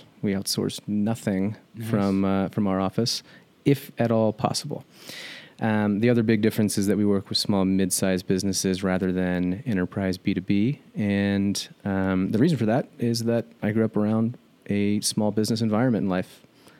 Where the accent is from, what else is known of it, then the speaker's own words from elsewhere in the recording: Dayton, Ohio, United States; Dayton, Ohio. Grew up in Southwest Ohio, just a small suburb, about 40 minutes north of Cincinnati.